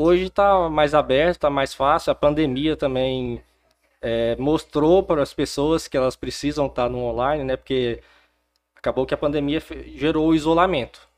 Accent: Porangatu, Goiás, Brazil; also born or lived in Palmas / Goiânia; Bom, eu não sou nascido em Porangatu, mas sou porangatuense. Meus pais vieram para cá, então eu não tinha nenhum ano de idade. Então eu cresci, morei, estudei aqui em Porangatu

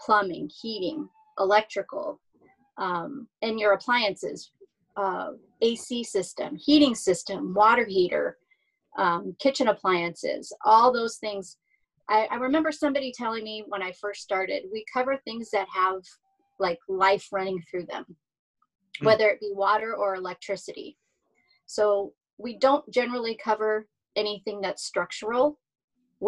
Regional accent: Hacienda Heights, California, United States; Grew up right here in Southern California, Whittier, Hacienda Heights, Roland Heights area

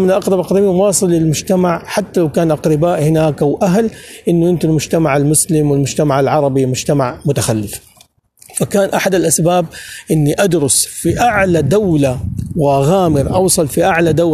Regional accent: Saudi Arabia; now in Germany; هامبورغ هامبورغ انا اول سعودي يدرس طبعا آه، في في العصر الجديد يدرس في المانيا

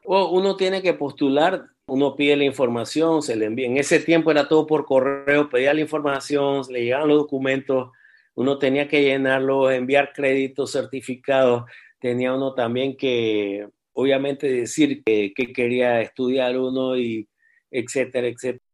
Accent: Panama; moved away as an adult; also born or lived in Missouri, United States / Louisiana, United States; toda mi infancia fue en Panamá. Yo viví en Panamá hasta los ¿qué? casi 18 años.

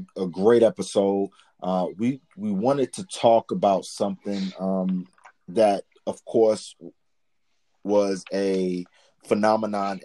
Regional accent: New York City, New York, United States; I was born in the Bronx.

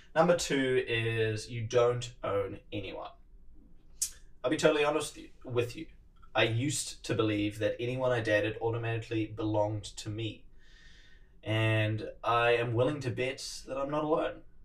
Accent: New Zealand; accent: Kiwi; my Kiwi accent

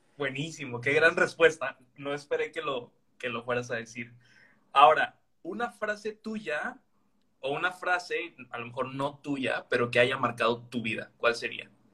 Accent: Veracruz, Mexico; now in Villahermosa, Mexico; yo también soy veracruzano del puerto de Veracruz, aunque no estoy físicamente viviendo allí, yo estoy en Villahermosa

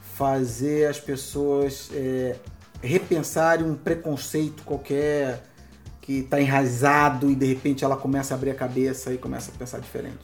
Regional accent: Rio de Janeiro, Brazil; Eu sou do Rio de Janeiro

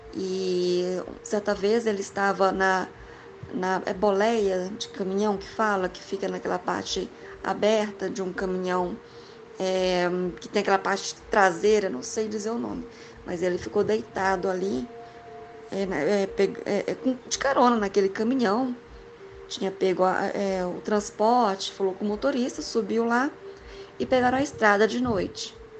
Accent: Goiás, Brazil; also born or lived in Maranhão (family origin); Eu sou de Goiás, estou em Goiânia, mas a minha família veio de lá.

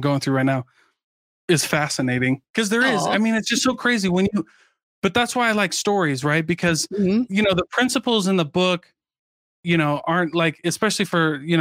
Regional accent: Keokuk, Iowa, United States; I grew up in Keokuk, Iowa.

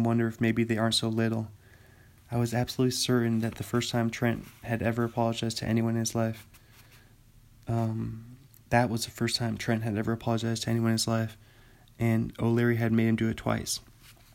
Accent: Bothell, Washington, United States; also born or lived in Pullman, Washington; my hometown, Bothell, Washington

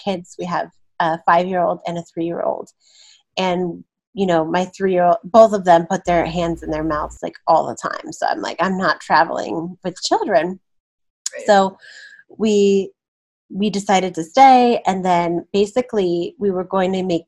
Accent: Denver, Colorado, United States; moved away as an adult; also born or lived in Shanghai, China / Shenzhen, China; now in Philippines; I'm from Denver

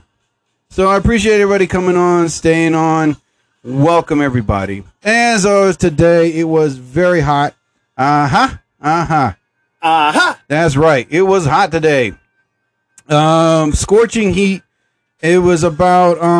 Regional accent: United States; here in New Jersey. I'm from the United States

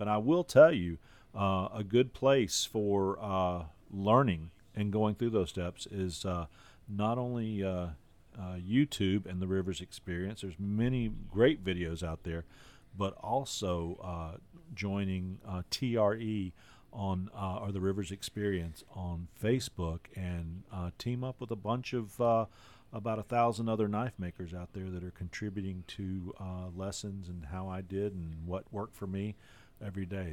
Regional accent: North Carolina, United States; now in Alabama, United States; I grew up in North Carolina, and that's a vinegar based barbecue

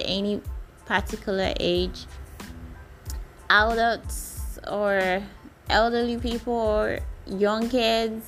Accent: Nigeria; I'm a Nigerian

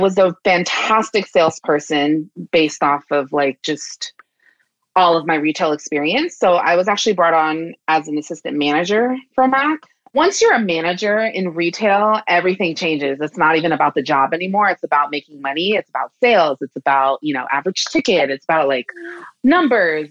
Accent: Washington, District of Columbia, United States; moved away as an adult; also born or lived in San Francisco Bay Area; now in San Francisco, United States; I'm originally from Washington, D.C., but I've been living in the Bay Area since 2015

